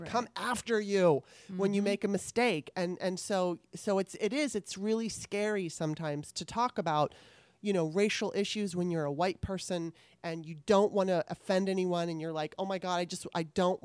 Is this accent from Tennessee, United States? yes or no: no; Southern California, United States; I grew up in Southern California